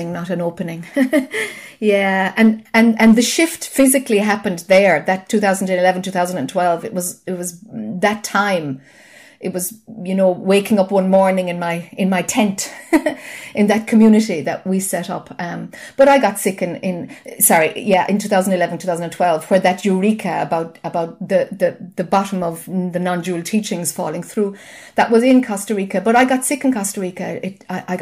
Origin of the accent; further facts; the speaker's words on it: Ireland; I'm Irish, you know, and we talk a lot.